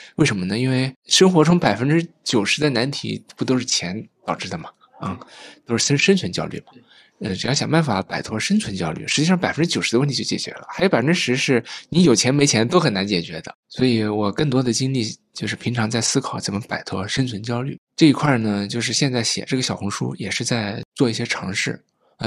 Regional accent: Jiangsu, China; now in Beijing, China; 我老家是那个江苏嘛

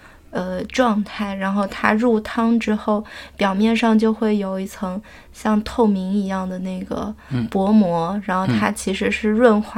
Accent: Fujian, China; moved away; 即便我作为一个福建人，

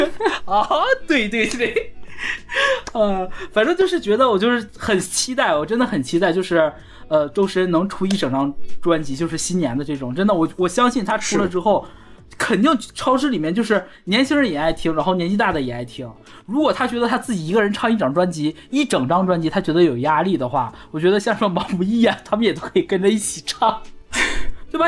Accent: China; 我们中国人过年就是开心

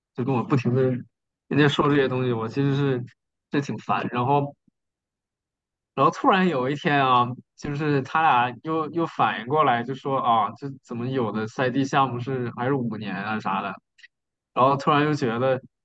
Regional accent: Northeast China, China; moved away; 东北那边，就我的老家

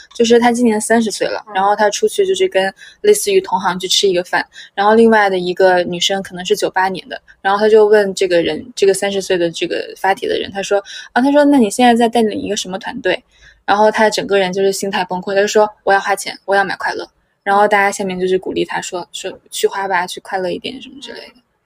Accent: China; 我们就是中国人，就是传承的省钱的功能

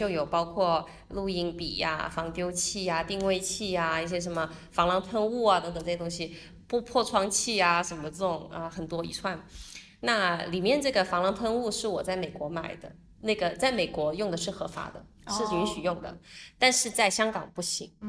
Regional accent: China; 然后但是因为我们都是中国人，然后第二我们确实也是人人数比较少

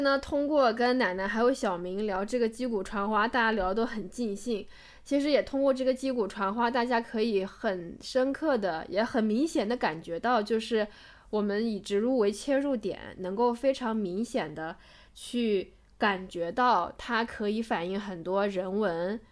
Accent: Macau; 我是在澳门成长成年的嘛

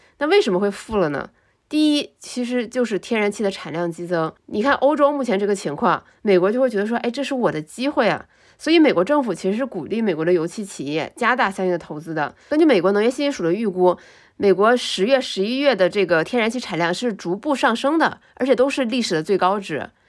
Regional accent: China; 而且是一个非常值得我们中国人骄傲的一些新闻

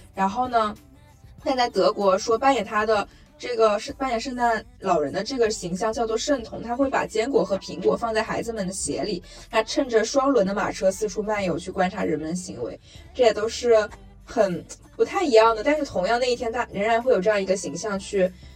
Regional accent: China; also born or lived in Shanghai; 我们是中国人

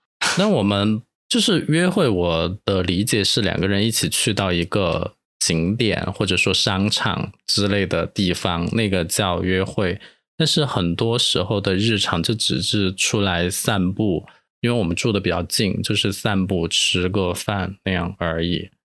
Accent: Chengdu, Sichuan, China; moved away; 跟我是一起从成都过来的，我们是，啊，就是在这边发现彼此是同乡

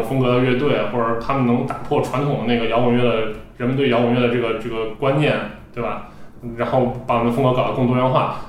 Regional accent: Xi'an, Shaanxi, China; 我本身是个西安人，

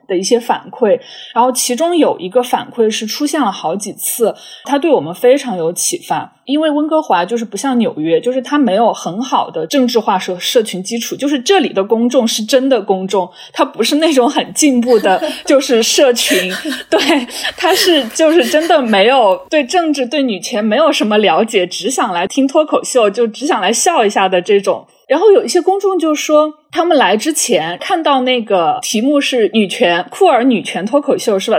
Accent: China; now in Canada; 作为华裔移民，女性这种，呃，有多重少数边缘身份的这样的人

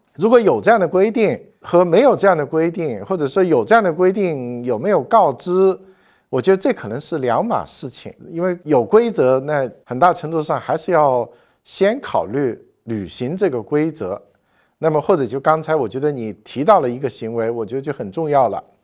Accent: southern China, China; moved away as an adult; now in Beijing, China; 我是一个南方人

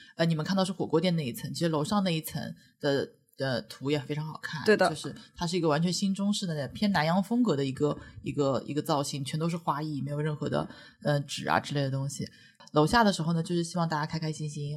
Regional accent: Shanghai, China; 我作为一个上海人

